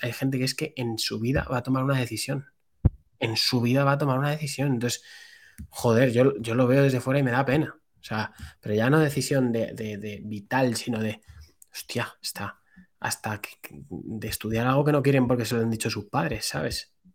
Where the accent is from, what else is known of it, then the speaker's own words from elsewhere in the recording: Madrid, Community of Madrid, Spain; soy un chaval de Madrid, tengo 28 años